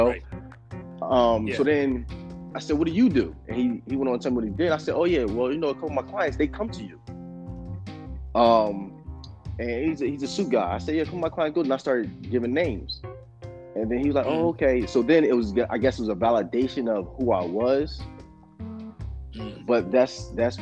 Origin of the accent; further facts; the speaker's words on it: Philadelphia, Pennsylvania, United States; I'm from Philly.